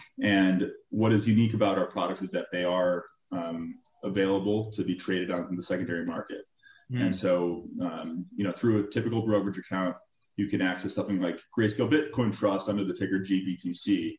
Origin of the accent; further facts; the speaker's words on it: Chicago, Illinois, United States; also born or lived in Michigan; Originally from Chicago. I grew up in the city of Chicago. Went to University of Michigan. Midwest upbringing.